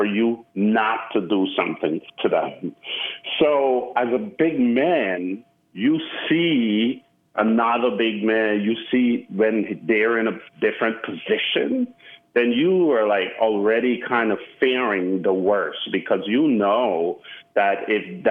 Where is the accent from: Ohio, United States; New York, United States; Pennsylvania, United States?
New York, United States; New York City; also born or lived in Caribbean; now in Austin, United States; growing up in Brooklyn